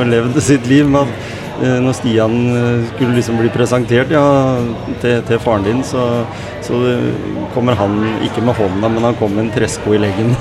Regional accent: Skien, Telemark, Norway; jeg har vokst opp i Gråten

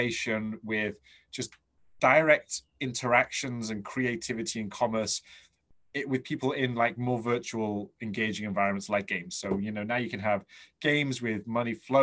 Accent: England, United Kingdom; I'm English

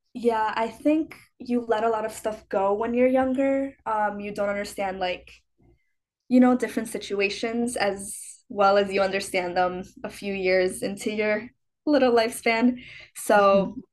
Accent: Chicago, Illinois, United States; moved away; I'm from Chicago

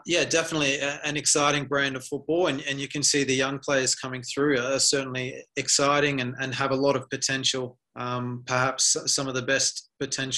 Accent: Adelaide, South Australia, Australia; I'm from Adelaide, so first and foremost, I'm a United supporter

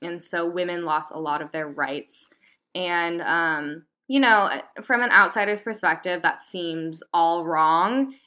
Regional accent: United States; I am American

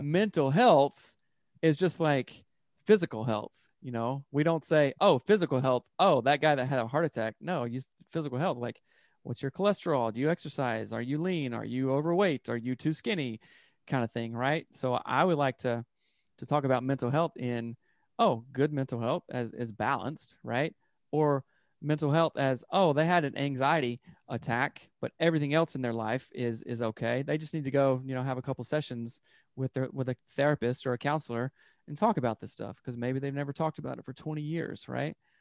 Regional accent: upstate South Carolina, United States; moved away as an adult; now in Seattle, United States; I'm from South Carolina, and, like, in the upstate area

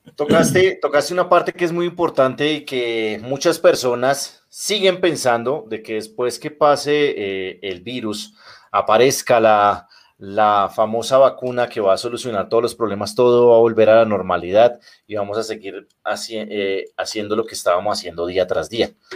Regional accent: Colombia; mi país

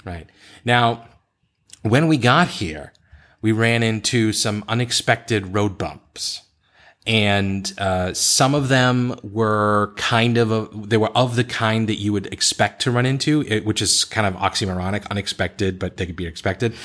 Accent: Boston, Massachusetts, United States; moved away as an adult; also born or lived in Beijing; I left Boston, which is the place I grew up

